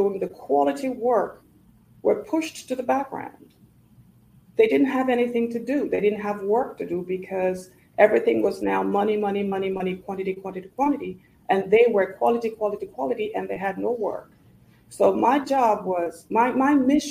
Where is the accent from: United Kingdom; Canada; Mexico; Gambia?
Gambia; also born or lived in Nigeria; now in United States; growing up in the Gambia